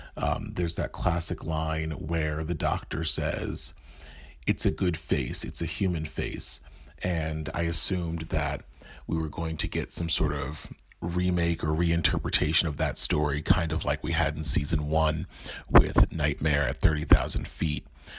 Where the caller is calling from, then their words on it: New Jersey, United States; I'm calling in from New Jersey